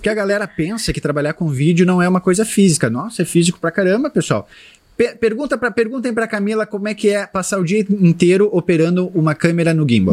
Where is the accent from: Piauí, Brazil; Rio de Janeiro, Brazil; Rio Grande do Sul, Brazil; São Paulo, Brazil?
Rio Grande do Sul, Brazil; Porto Alegre; eu sou de Porto Alegre